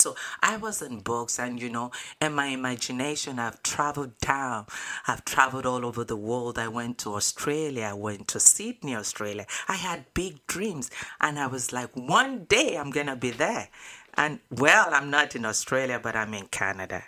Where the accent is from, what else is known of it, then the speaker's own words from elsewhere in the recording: Nigeria; moved away; I was born in Nigeria, West Africa.